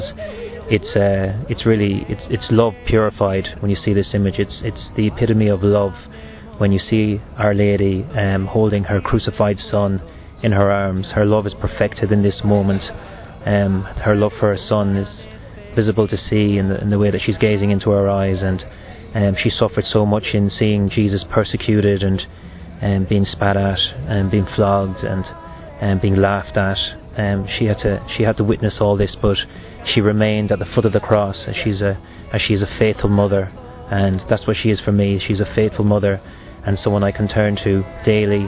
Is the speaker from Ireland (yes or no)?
yes; Galway, Connacht, Ireland; moved away as an adult; now in United States; I'm from Galway in Ireland.